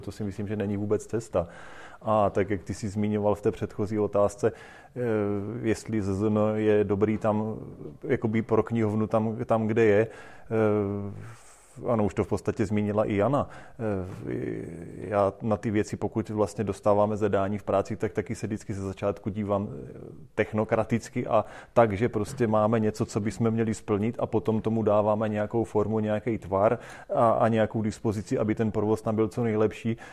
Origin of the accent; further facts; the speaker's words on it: Boskovice, South Moravian Region, Czechia; U nás v Boskovicích